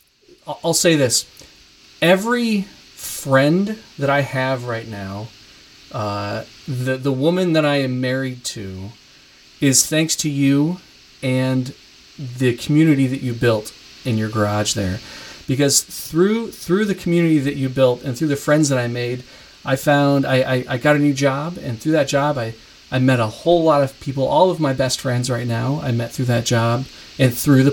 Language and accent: English; Kalamazoo, Michigan, United States; my hometown, Kalamazoo, Michigan